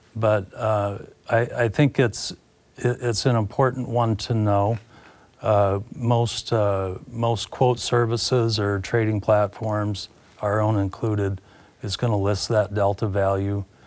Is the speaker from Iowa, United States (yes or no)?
yes; Carroll, Iowa, United States; born and raised in Carroll, Iowa